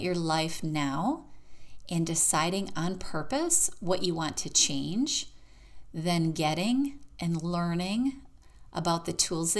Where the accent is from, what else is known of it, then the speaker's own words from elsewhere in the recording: Michigan, United States; now in Florida, United States; I am from Michigan